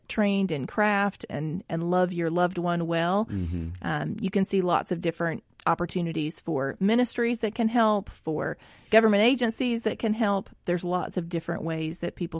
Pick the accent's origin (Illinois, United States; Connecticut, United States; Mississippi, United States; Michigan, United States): Mississippi, United States; Jackson; growing up in West Jackson